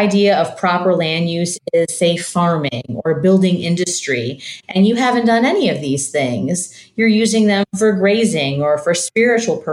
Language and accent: English; Michigan, United States; now in St. Louis, United States; I grew up in Michigan and I live in St. Louis now